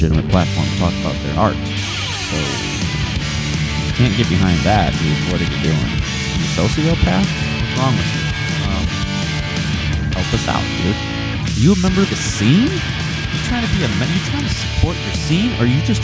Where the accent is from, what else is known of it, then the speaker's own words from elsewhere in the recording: Fenton, Michigan, United States; also born or lived in Linden, Michigan; I grew up in Fenton. Linden